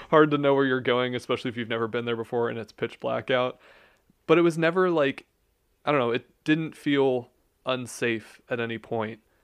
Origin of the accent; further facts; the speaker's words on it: Youngstown, Ohio, United States; I grew up in Youngstown, Ohio